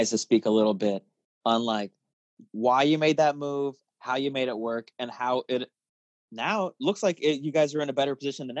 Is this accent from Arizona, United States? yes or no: yes; Tucson, Arizona, United States; moved away; also born or lived in Chicago; A lot of my childhood happened in Tucson.